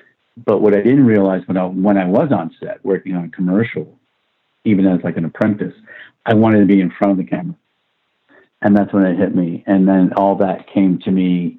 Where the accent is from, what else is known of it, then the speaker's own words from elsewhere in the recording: Brooklyn, New York, United States; accent: Brooklyn; I had this Brooklynese accent and, you know, heavy, heavy Brooklyn accent.